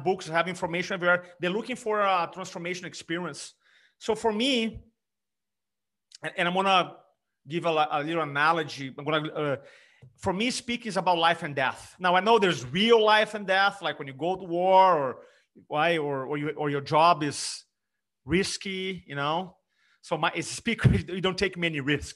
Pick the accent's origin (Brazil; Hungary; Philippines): Brazil; English is a second language; moved away as an adult; also born or lived in California; now in South Carolina, United States; English being my third language. I grew up in Brazil. I was 25 when I moved to America.